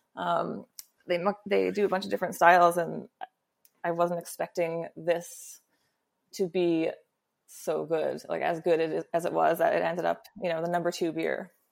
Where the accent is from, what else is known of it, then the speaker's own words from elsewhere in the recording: New York, United States; me as a New Yorker